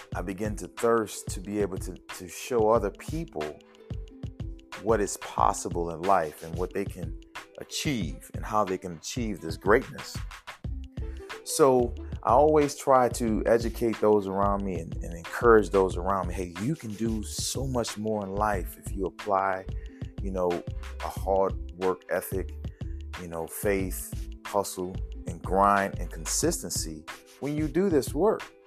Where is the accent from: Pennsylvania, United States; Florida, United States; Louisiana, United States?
Louisiana, United States; New Orleans; accent: Louisiana; growing up in New Orleans and, and living in the project